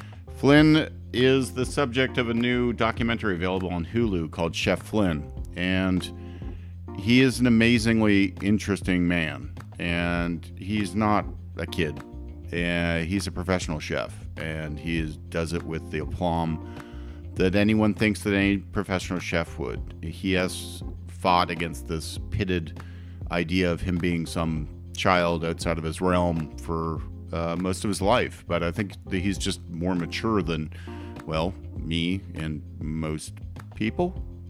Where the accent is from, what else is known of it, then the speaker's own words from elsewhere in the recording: Canada; He's Canadian, though. I'm Canadian.